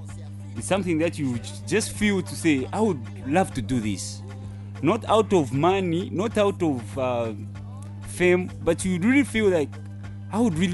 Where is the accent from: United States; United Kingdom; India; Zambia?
Zambia; Kitwe, Copperbelt Province; also born or lived in Lusaka; Yeah, and I come from Kitwe, specifically Chimwemwe.